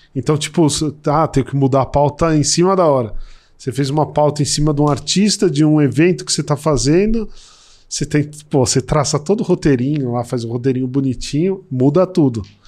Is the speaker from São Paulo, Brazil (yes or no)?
yes; São Paulo, Brazil; moved away as an adult; also born or lived in Brasília; vou voltar para São Paulo, que eu sou de São Paulo